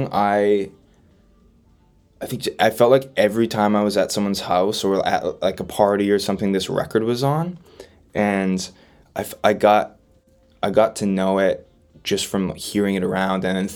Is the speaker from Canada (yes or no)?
yes; Winnipeg, Manitoba, Canada; growing up around Winnipeg